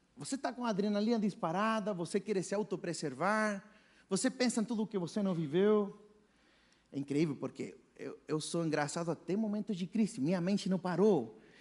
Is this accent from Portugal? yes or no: no; Chile; Portuguese is a second language; moved away as an adult; also born or lived in Brazil; sou chileno, brasileiro, nasci no Chile, vim aqui estudar na faculdade baixista